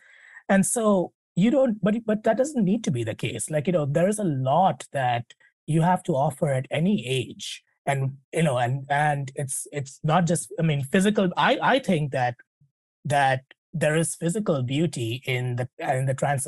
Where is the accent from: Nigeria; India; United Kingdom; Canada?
India; you know, I'm an Indian woman. I'm a mom. I'm an executive, and I'm a wife and all of that.